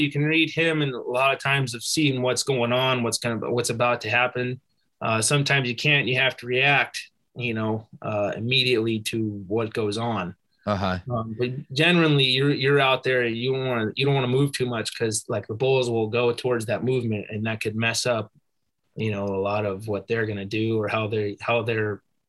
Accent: United States; born there; You know, I was born in America. I'm an American. But I wanted to earn my right as an American.

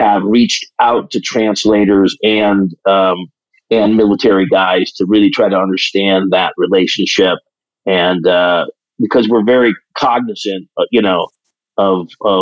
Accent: South Bend, Indiana, United States; Well, I grew up in South Bend, Indiana, so I'm a Midwest boy

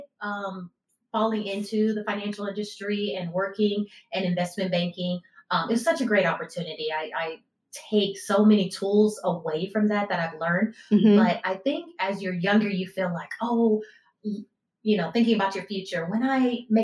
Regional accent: Houston, Texas, United States; also born or lived in Michigan; Born in Michigan, but okay. yes, grew up. I've been here since a child. So I say I'm from Houston.

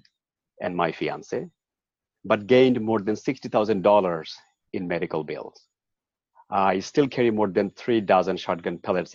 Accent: Bangladesh; moved away as an adult; now in United States; I was born and raised in Bangladesh and began my career serving as a pilot officer in the Air Force

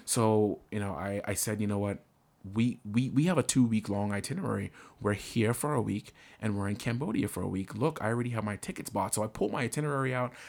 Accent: Bahamas; now in United States; I'm originally from the Bahamas. So all of my, uh, immigration documents are still my Bahamian documents

